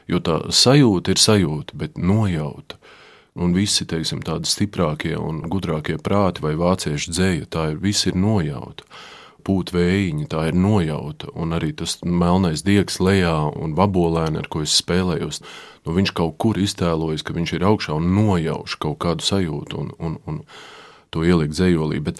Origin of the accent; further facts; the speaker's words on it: Jelgava, Zemgale, Latvia; accent: Jelgava dialect; Un ja es kā es to runātu, tai savā tajā savā nezinu, kā sauc. Jelgavas izloksnē, jā.